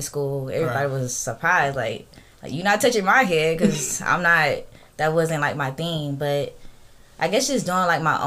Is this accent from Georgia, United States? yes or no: yes; Columbus, Georgia, United States; Columbus. I'm from here. Columbus, Georgia